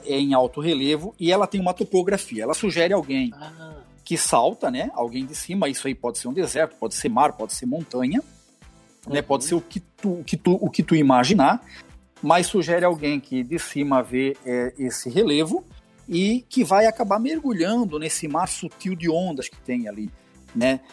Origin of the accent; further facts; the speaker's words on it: Camboriú, Santa Catarina, Brazil; sou lá de Camboriú, tô aqui infiltrado